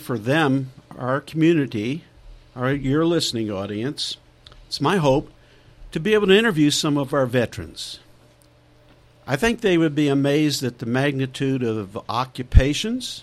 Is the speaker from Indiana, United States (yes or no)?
yes; Plymouth, Indiana, United States; I was born and raised here in Plymouth, and I left in 1962 to go into the Navy